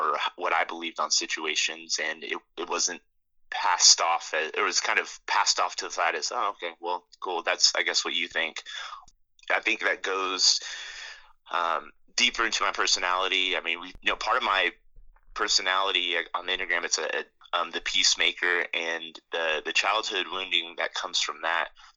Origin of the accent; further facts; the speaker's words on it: Roswell, New Mexico, United States; moved away; my experience growing up was that that's just the way things were in Roswell